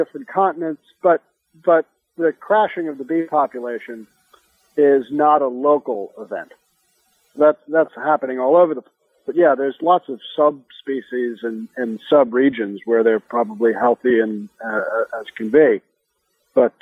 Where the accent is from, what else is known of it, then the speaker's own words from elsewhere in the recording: New York City, New York, United States; When I was a kid growing up in New York City in the 1970s